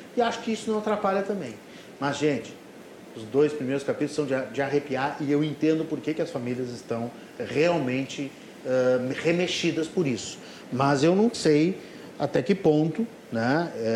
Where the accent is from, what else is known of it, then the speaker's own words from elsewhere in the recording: Rio Grande do Sul, Brazil; nós que somos gaúchos